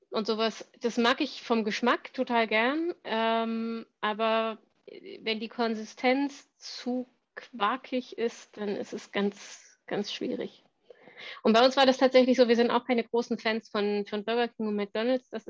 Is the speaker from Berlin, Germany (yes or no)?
no; Thuringia, Germany; wie bin ich groß geworden auf dem Dorf in Thüringen, ähm, wo man noch selber schlachtet